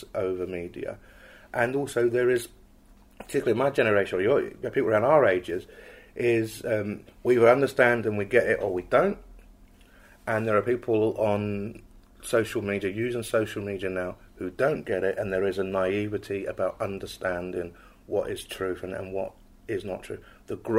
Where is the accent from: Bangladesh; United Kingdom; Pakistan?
United Kingdom; England; I'm from England